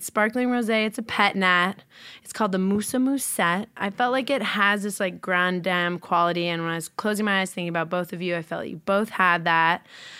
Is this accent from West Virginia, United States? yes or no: no; New York City, New York, United States; now in Los Angeles, United States; I'm from New York. And people growing up, I was so obnoxious. I was like, where am I from? I'm from the city.